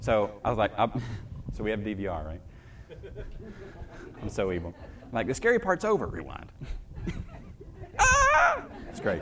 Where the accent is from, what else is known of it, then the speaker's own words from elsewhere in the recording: the South, United States; I grew up in the South